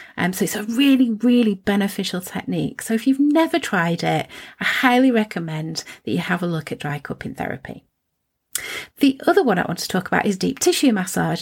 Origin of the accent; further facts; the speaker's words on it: Preston, North West England, United Kingdom; I was born in Preston